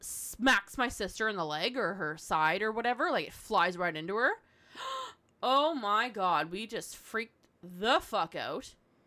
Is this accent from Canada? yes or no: yes; Canada; That's just part of being Canadian.